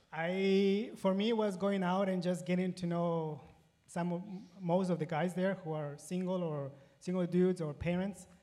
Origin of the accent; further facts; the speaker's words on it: Ecuador; moved away as an adult; also born or lived in Paraguay; now in United States; I was born and raised in Ecuador